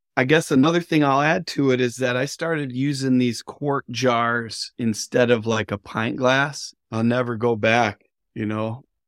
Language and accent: English; northern Michigan, United States; I grew up on Earthwork Farm here in northern Michigan